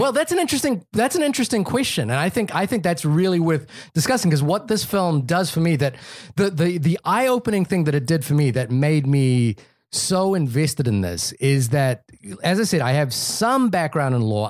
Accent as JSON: {"language": "English", "country": "New Zealand", "tie": "born or raised there", "moved": "yes", "said": "growing up in New Zealand"}